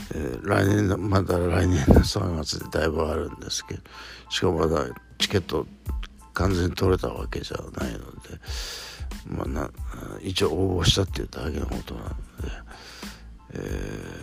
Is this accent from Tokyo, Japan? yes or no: no; Shizuoka, Japan; 僕の地元のこの静岡市に来てくれるアーティスト